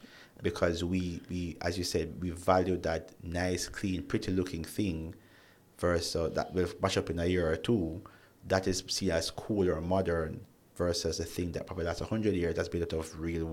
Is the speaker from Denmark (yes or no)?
no; Jamaica